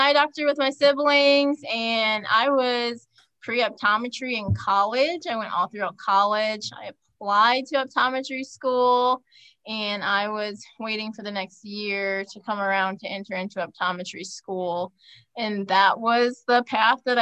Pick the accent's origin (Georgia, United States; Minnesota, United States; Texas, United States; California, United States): Minnesota, United States; moved away as an adult; now in Phoenix, United States; I'm from Minnesota